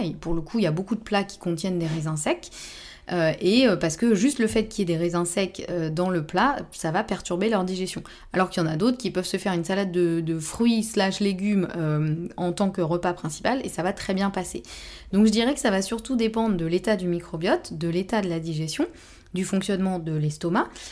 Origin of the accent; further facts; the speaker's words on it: Normandy, France; je suis normande